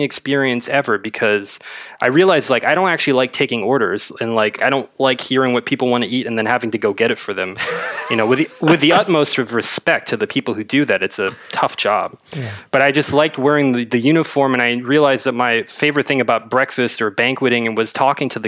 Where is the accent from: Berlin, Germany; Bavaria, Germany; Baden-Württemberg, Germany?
Berlin, Germany; I'm from Berlin, born and raised.